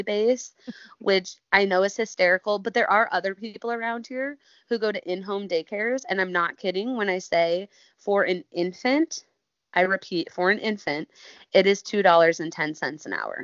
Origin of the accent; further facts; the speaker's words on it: Elkhorn, United States; I am from Elkhorn, so that's where we grew up together